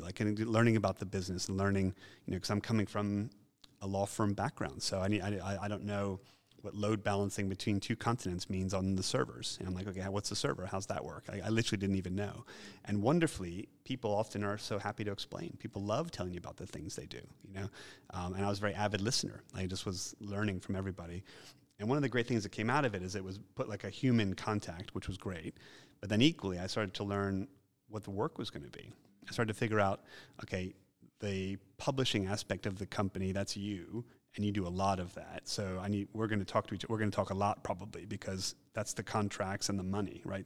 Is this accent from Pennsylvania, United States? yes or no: yes; Philadelphia, Pennsylvania, United States; moved away; also born or lived in New York; because I'm from Philadelphia, I'm not from New York